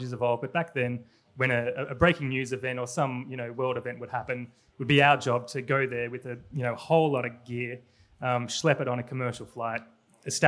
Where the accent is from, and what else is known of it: Australia